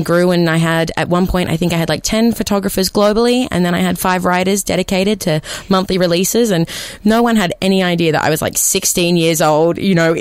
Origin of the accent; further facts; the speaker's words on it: Newcastle, New South Wales, Australia; my hometown, Newcastle